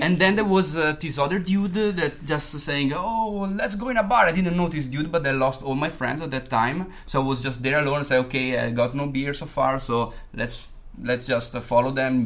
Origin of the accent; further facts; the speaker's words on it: Modena, Emilia-Romagna, Italy; moved away; I'm from Italy. I'm from uh, Modena.